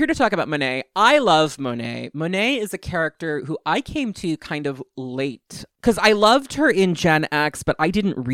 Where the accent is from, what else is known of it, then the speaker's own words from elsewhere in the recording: New York, United States; I'm from New York